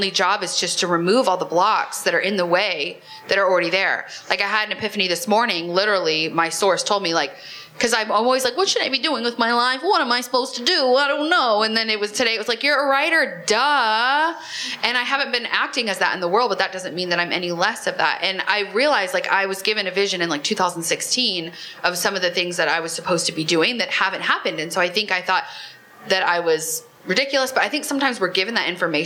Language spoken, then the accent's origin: English; Nebraska, United States; moved away; I grew up in Nebraska